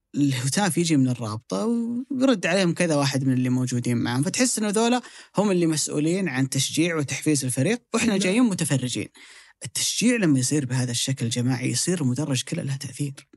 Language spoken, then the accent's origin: Arabic; Saudi Arabia; عندنا في السعوديه